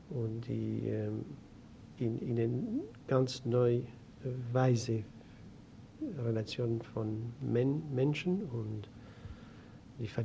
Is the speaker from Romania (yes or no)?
yes; Romania; born there; German is a second language; also born or lived in Greece / France / United States / Japan; Ich bin geboren in Rumänien. Ich äh, bin von äh, griechischen Eltern. Ich habe in Griechenland viele Jahre und gelebt. Dann in Frankreich